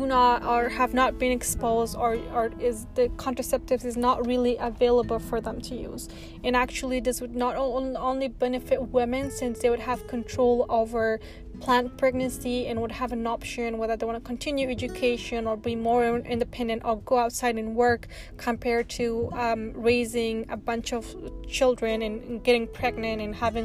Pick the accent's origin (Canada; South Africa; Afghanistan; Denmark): Afghanistan; moved away; I'm originally from Afghanistan. I grew up there